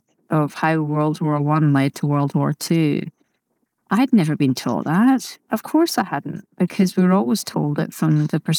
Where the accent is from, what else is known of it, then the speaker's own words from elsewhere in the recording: Scotland, United Kingdom; because growing up in Scotland, of course, it can be a little bit more negative sometimes.